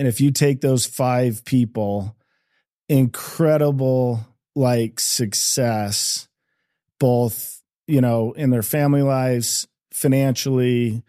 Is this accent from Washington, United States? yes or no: no; Eagle, Idaho, United States; We grew up in, I grew up in Eagle, Idaho, just outside of Boise.